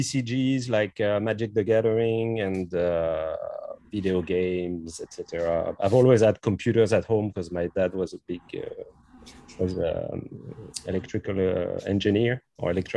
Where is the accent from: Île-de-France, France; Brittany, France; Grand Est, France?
Brittany, France; also born or lived in Quebec; now in Montreal, Canada; I'm actually French. I'm from France. I'm from Brittany. So I moved to Quebec 20 years ago now.